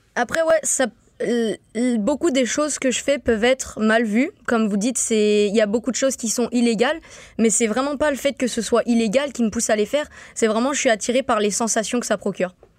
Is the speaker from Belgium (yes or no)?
no; St. Martin; moved away; je viens de Saint-Martin, je suis pas habituée à tout ça, euh, de voir des gros autobus comme ça, des grandes routes, même la neige